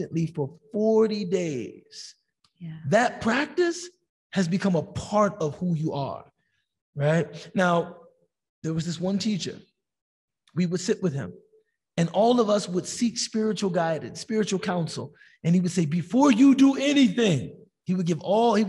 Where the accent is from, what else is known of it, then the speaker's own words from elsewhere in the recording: United States; as American Muslims